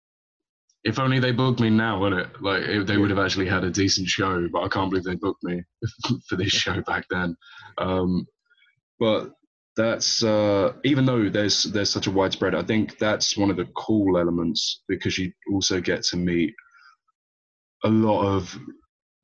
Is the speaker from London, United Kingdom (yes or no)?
yes; London, United Kingdom; I was born and raised in London my whole time, man. I could never really claim myself to be a Portuguese national, only by heritage